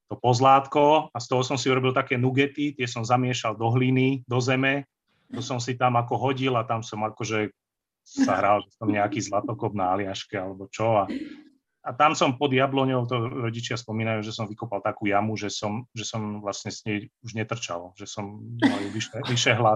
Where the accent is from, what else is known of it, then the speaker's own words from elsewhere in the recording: Banská Štiavnica, Banská Bystrica Region, Slovakia; also born or lived in Vyhne / Žiar nad Hronom; v roku 81 sme sa presťahovali sem na Ergištvolňu, teda, teda vlastne do Štiavnice, no, do tesnej mm. blízkosti.